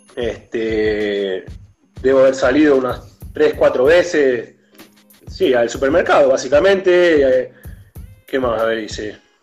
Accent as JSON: {"language": "Spanish", "country": "Argentina", "moved": "as an adult", "lives_now": "São Paulo, Brazil", "said": "soy mitad argentino, mitad brasileño y tengo familia acá, bastante."}